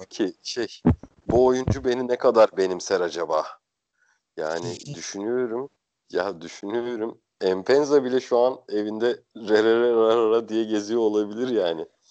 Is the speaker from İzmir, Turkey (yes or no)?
no; Bursa, Turkey; ben Bursalıyım normalde.